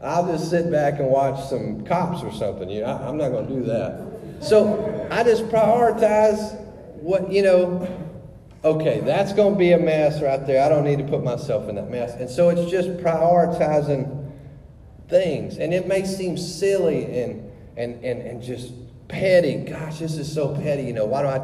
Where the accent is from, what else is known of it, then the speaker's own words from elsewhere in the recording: Louisiana, United States; moved away; we're from Louisiana